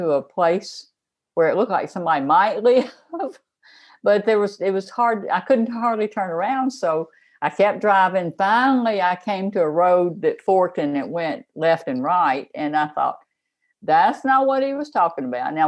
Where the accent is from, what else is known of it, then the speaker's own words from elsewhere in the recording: Memphis, Tennessee, United States; I grew up in Memphis